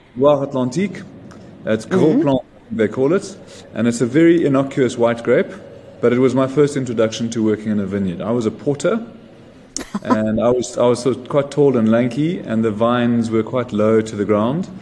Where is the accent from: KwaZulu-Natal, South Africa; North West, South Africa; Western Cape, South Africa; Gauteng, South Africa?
Gauteng, South Africa; Johannesburg; also born or lived in Zimbabwe / Sydney, Australia; basically spent most of my childhood in Joburg.